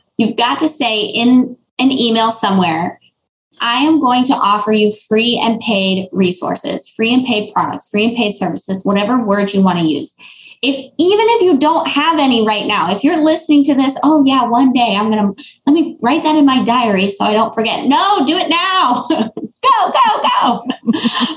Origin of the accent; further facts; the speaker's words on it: Florida, United States; I'm from Florida